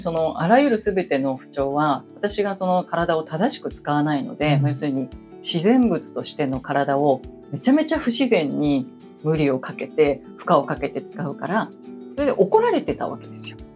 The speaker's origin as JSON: {"language": "Japanese", "region": "Tokyo", "country": "Japan", "tie": "born or raised there", "said": "都会で育ってしまったので、東京で育ってしまったので、うん、田舎はないんですよね"}